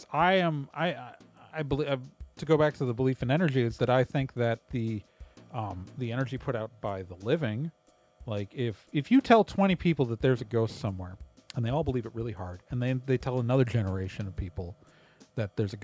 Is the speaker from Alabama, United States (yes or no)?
no; Wauwatosa, Wisconsin, United States; I grew up in Wauwatosa, Wisconsin, one of the Milwaukee suburbs